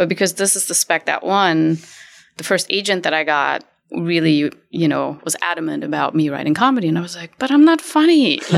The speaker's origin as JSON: {"language": "English", "country": "Germany", "tie": "born or raised there", "also_born_or_lived": "Berlin, Germany / Hamburg, Germany", "moved": "yes", "lives_now": "Los Angeles, United States", "said": "I actually moved here from Germany. My parents are both Iranian and they were both political activists. So I was raised in Berlin and in Hamburg"}